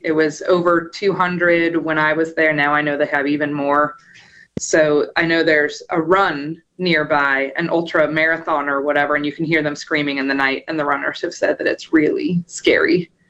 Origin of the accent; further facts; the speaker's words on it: Emporia, Kansas, United States; No, I grew up in Kansas, but I did go to graduate school there.